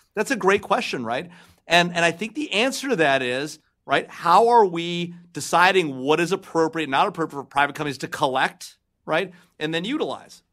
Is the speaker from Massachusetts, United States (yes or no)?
no; Los Angeles, California, United States; I'm from L A.